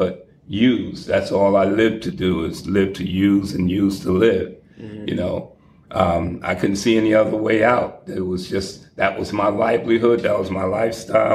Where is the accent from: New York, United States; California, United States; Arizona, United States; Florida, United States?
New York, United States; New York City; also born or lived in Atlanta, Georgia; now in Boston, United States; I'm originally from Harlem, New York, 129th and St. Nicholas Avenue